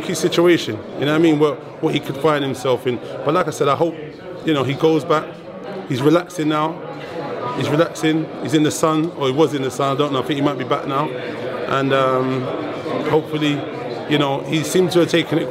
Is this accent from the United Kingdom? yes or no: yes; England, United Kingdom; As an English guy